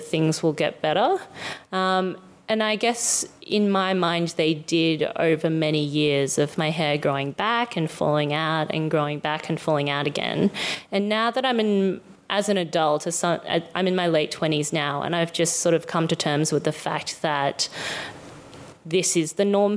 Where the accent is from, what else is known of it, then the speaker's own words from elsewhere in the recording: Sunshine Coast, Queensland, Australia; I'm Asian Australian and I grew up on the Sunshine Coast in Queensland